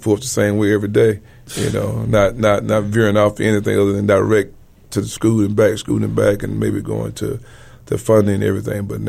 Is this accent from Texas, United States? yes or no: no; Alabama, United States; now in Houston, United States; from my hometown, from Alabama